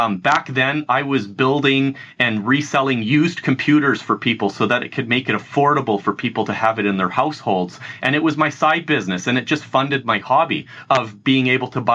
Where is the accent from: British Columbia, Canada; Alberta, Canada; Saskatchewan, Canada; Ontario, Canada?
Alberta, Canada; Edmonton; I've grown up in a city called Edmonton